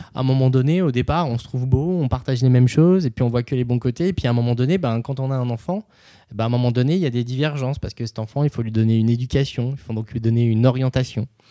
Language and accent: French; Nevers, Bourgogne-Franche-Comté, France; à Nevers, dans le centre de la France, qui est ma région d'origine